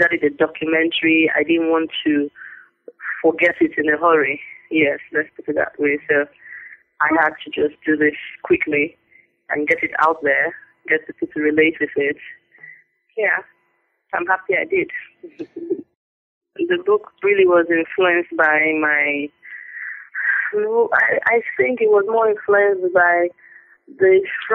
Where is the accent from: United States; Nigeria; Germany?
Nigeria; I'm a Nigerian. I was born into a family of three girls. I went to school in Nigeria, all my school levels, primary, secondary, university